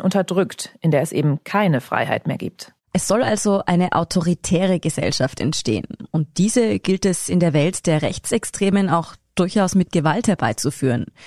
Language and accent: German; Austria; bei uns in Österreich